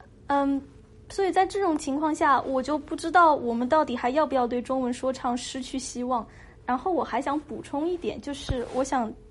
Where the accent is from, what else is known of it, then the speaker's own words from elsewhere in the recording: China; 我是中国人，我说中国话。